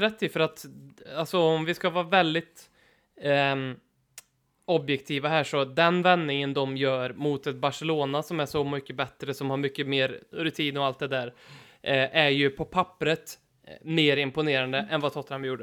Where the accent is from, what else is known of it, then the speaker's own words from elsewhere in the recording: Karlstad, Värmland, Sweden; min gamla hemmaarena där jag spelade för Norrstrands IF som är Karlstads Arsenal.